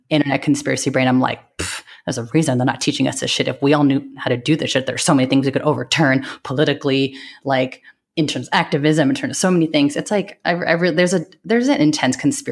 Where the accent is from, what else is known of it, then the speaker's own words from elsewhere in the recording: San Francisco, California, United States; also born or lived in New York; I grew up in San Francisco Bay Area, so I grew up around a lot of Asian American families